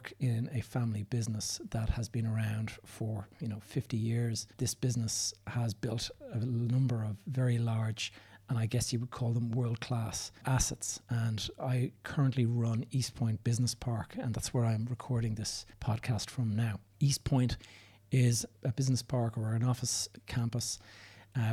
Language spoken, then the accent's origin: English; Dublin, Leinster, Ireland; also born or lived in south of Spain; I'm recording this from Dublin, Ireland, which is my hometown.